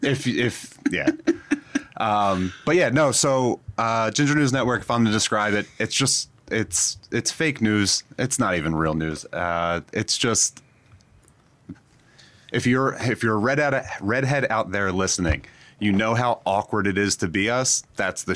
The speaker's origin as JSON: {"language": "English", "town": "Philadelphia", "region": "Pennsylvania", "country": "United States", "tie": "born or raised there", "said": "I grew up in Southwest Philly"}